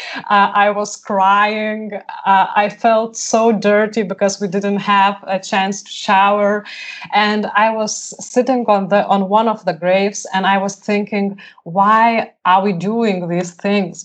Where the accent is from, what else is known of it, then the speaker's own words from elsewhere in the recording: Lithuania; I was born in Lithuania when it was free world